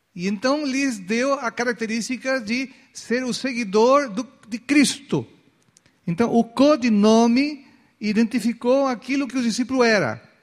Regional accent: Chile; now in Brazil; Pela, pela documentação, ainda eu sou, eu sou chileno

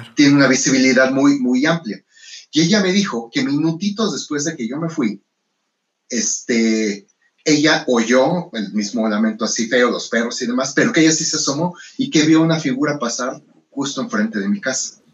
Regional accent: Mexico

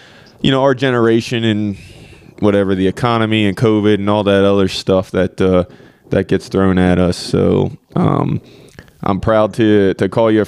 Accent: Oklahoma, United States; born there; also born or lived in Pennsylvania / Virginia; So I was born in Oklahoma. My parents split, my mom moved back to Pennsylvania, spent time there between there and Oklahoma.

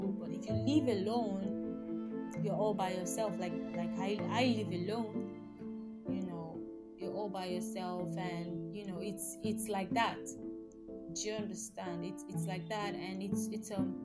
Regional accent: Nigeria; I'm from Nigeria

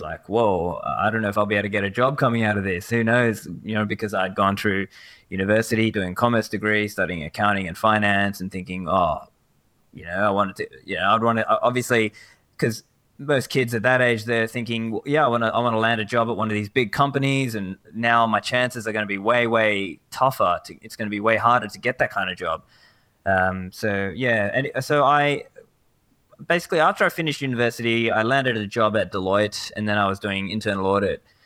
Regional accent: Sydney, New South Wales, Australia; also born or lived in Sri Lanka; Originally, I'm from Sri Lanka, but I have grown up here in Sydney, Australia

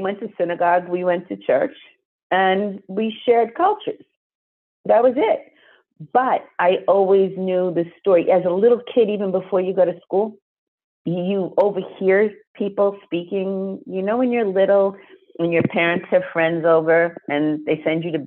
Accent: Jericho, New York, United States; also born or lived in Queens, New York; they bought a house in a town called Jericho

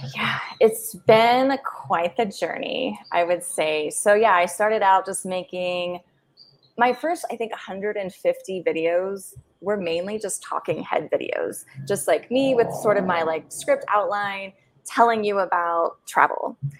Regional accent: United States; moved away as an adult; as an American

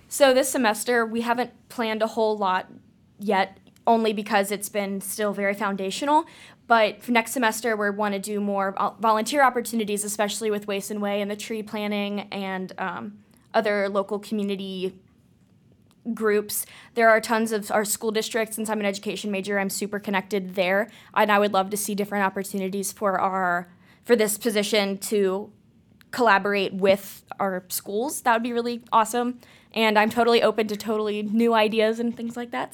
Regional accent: Cincinnati, Ohio, United States; I'm from the Cincinnati area

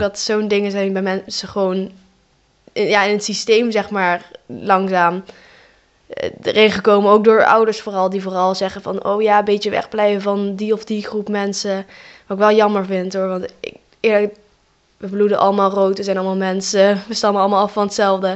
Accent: Eindhoven, North Brabant, Netherlands; ik ben zelf gewoon geboren in Eindhoven hier

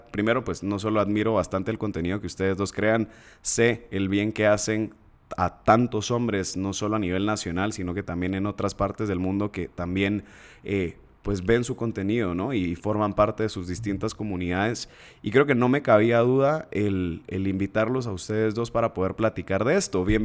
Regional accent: Guatemala; accent: chapín; no se me va a perder mi acento chapín, carajo. Aquí estamos entonces entre puros guatemaltecos.

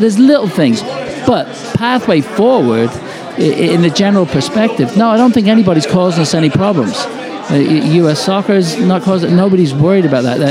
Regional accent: England, United Kingdom; now in United States; when I was growing up in England

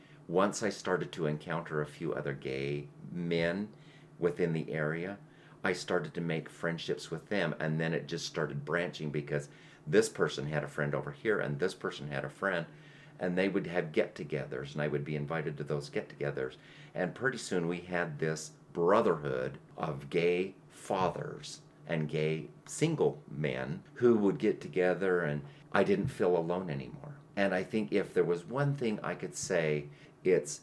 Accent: Utah, United States; I am from Utah.

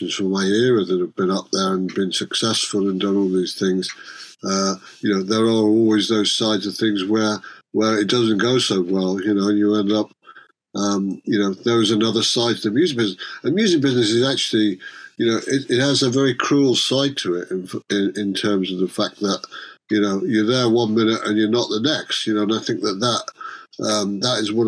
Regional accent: Cheshire, North West England, United Kingdom; we're both from Cheshire

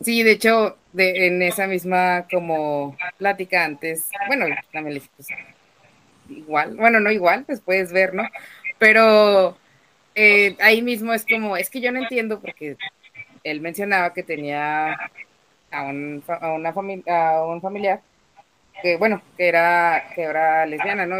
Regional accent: Comarca Lagunera, Mexico; aquí en la laguna, de donde yo soy

